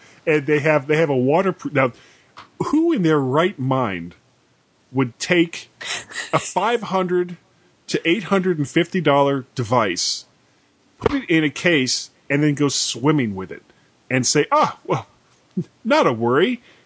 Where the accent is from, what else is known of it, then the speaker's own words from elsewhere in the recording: Fort Lauderdale, Florida, United States; moved away; Fort Lauderdale, which is where I grew up